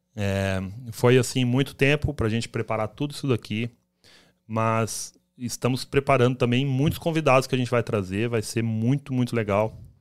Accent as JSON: {"language": "Portuguese", "town": "Campo Grande", "region": "Mato Grosso do Sul", "country": "Brazil", "moved": "as an adult", "lives_now": "United States", "said": "a gente saiu lá de Campo Grande, Mato Grosso do ah, Sul"}